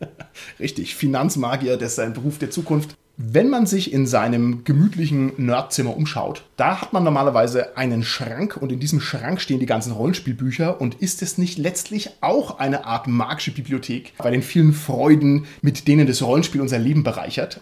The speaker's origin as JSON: {"language": "German", "country": "Germany", "said": "bei uns in Deutschland, in unserer kleinen Szene"}